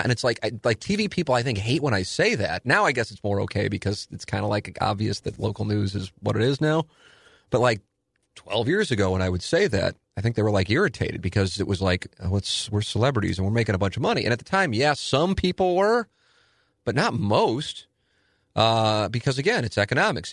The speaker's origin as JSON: {"language": "English", "town": "St. Louis", "region": "Missouri", "country": "United States", "tie": "born or raised there", "also_born_or_lived": "Palm Beach County", "said": "I'm in my hometown and I'm doing radio"}